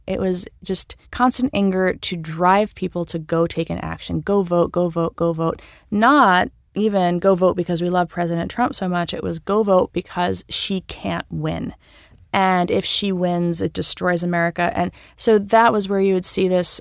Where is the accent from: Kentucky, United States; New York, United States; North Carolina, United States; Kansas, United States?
New York, United States; I'm a New Yorker I have New York pride